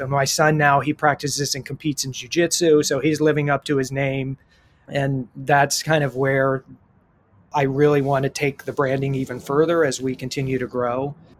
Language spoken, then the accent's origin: English; Columbus, Ohio, United States; now in San Diego, United States; I grew up in Columbus, Ohio